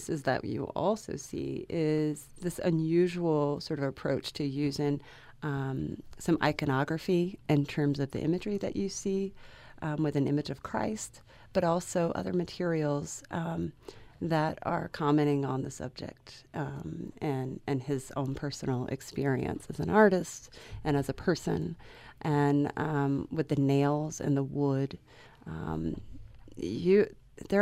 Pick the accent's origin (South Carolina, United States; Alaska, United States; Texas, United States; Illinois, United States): South Carolina, United States; moved away as an adult; also born or lived in London; now in Utah, United States